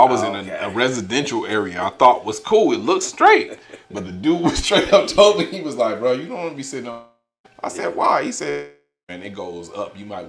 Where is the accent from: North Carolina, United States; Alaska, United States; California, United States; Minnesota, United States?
California, United States; Gardena; I was born in Gardena.